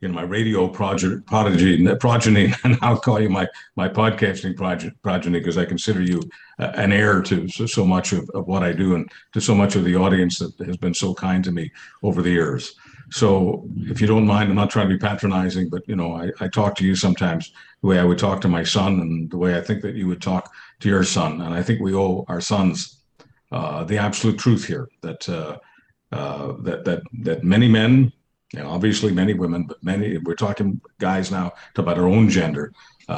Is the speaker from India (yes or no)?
no; Montreal, Quebec, Canada; I come from Montreal.